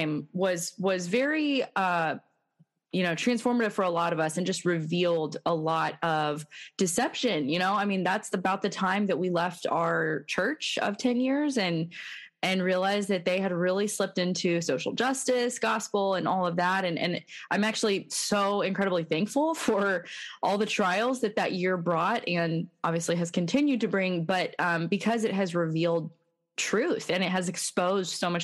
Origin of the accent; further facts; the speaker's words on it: United States; I grew up believing that as an American, I was, you know, I lived in a Christian nation